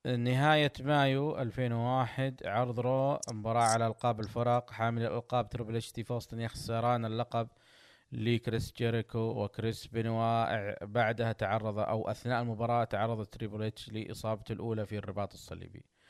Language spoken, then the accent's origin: Arabic; Saudi Arabia